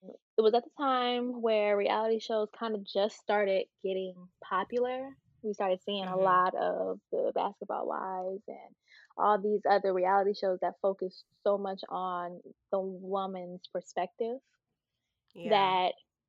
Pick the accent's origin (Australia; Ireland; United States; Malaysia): United States; San Francisco, California; also born or lived in Atlanta; Life in San Francisco was fun. It was different than my life in Atlanta.